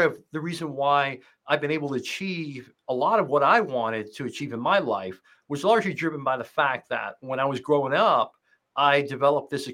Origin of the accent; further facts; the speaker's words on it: Hong Kong; also born or lived in United States; So I was born in the U.S., but I actually grew up in Asia. I moved to Hong Kong when I was 2 years old.